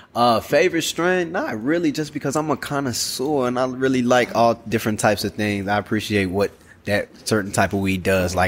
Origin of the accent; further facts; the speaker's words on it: Chicago, Illinois, United States; moved away; I'm from Chicago